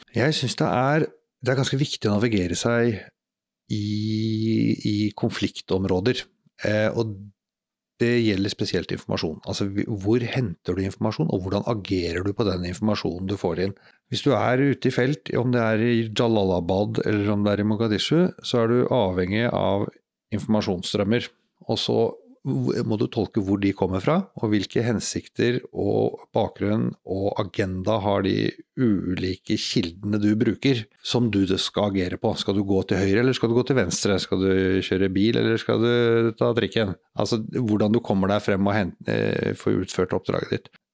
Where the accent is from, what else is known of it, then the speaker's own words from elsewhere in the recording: Norway; jeg er jo bare nordmann